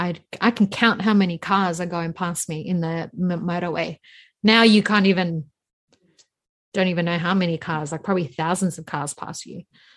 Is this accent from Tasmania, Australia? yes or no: no; Sydney, New South Wales, Australia; also born or lived in Randwick, Sydney; Because I've been in the Liverpool since 98. So we moved from Randwick all the way to Liverpool.